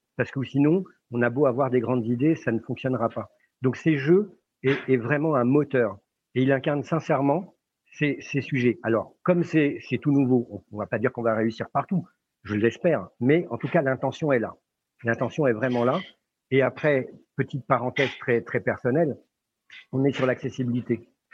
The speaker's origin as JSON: {"language": "French", "country": "France", "said": "chez nous en France"}